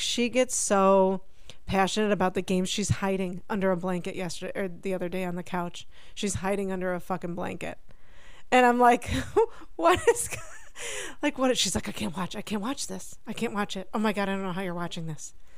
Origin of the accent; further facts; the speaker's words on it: Buffalo, New York, United States; Jen and I, given where we grew up in Buffalo, New York